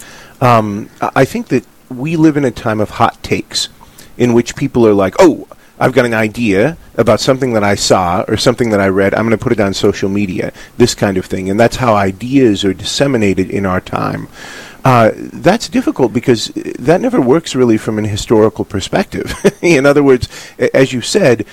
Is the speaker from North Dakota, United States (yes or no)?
yes; Hazelton, North Dakota, United States; when I was growing up in Hazleton